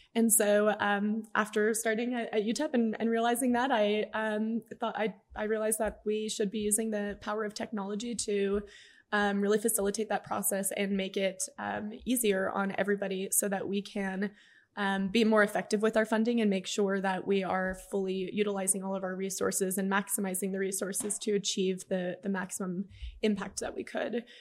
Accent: El Paso, Texas, United States; Alejandro and I both grew up in El Paso.

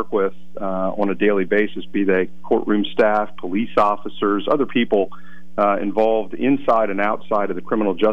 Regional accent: Lewisburg, Pennsylvania, United States; I'm born and raised in Lewisburg

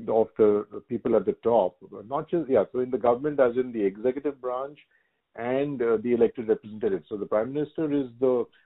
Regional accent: Singapore; very privileged to be a to be a Singaporean. That's how I think of myself as a Singaporean and an Indian. They're, the two homes.

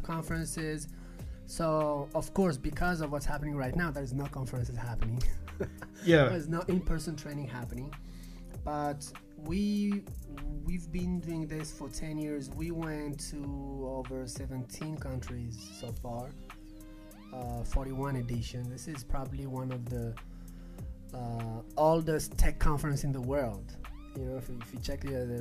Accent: Paris, Île-de-France, France; moved away as an adult; also born or lived in Barcelona / Colombia; I was raised in Paris, but then I moved to Barcelona when I was 20 and I started the business in Barcelona

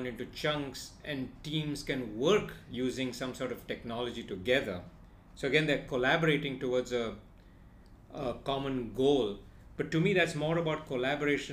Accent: India; we come from India

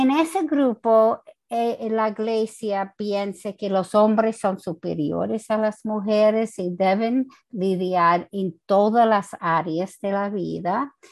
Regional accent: United States; Spanish is a second language; moved away as an adult; also born or lived in New Jersey, United States; now in Santo Domingo, Dominican Republic; yo no soy latina, ah, yo soy americana

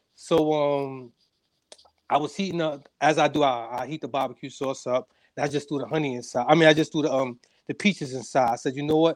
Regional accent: New York City, New York, United States; from Harlem, New York. Uh, raised in a single parent home

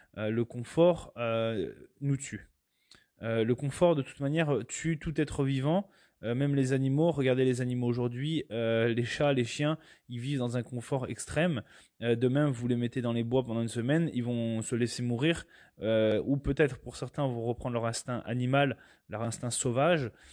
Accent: France; moi je suis européen, je viens de France

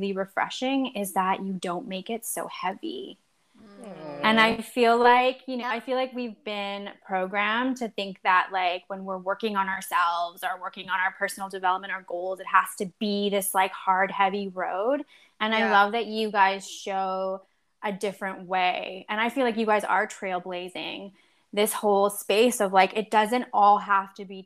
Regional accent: Poland; now in Winnipeg, Canada; I was born in Poland. I now live in Canada in Winnipeg.

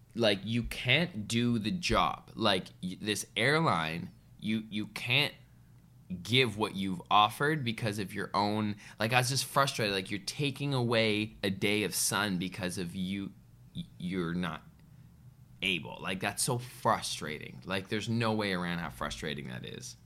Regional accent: Canada; as a Canadian boy

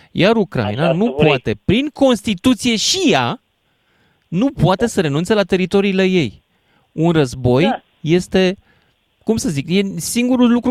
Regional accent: Romania; Suntem români.

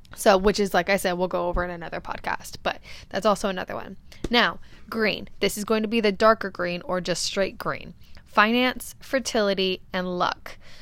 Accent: California, United States; now in Arizona, United States; I come from California. I currently resonate in Arizona

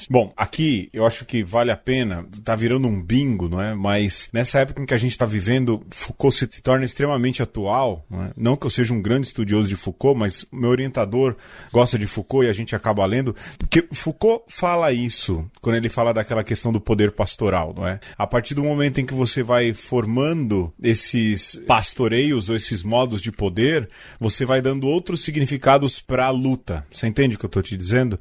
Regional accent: São Paulo, Brazil; Eu e o … somos brasileiros brasileiros comuns. Aliás, paulistanos, filhos de nordestinos

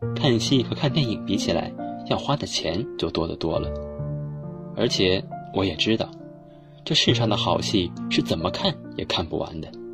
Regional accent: Yancheng, Jiangsu, China; moved away as an adult; now in Nanjing, China; 来自江苏盐城。我在南京大学 距离我的家乡二百四十六点三公里

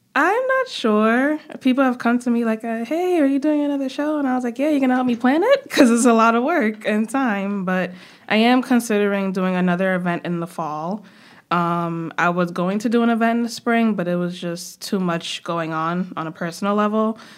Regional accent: New York City, New York, United States; also born or lived in Trinidad and Tobago; I am from Brooklyn, from New York

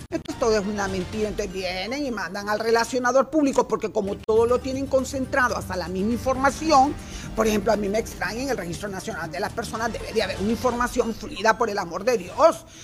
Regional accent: Honduras; todos somos hondureños

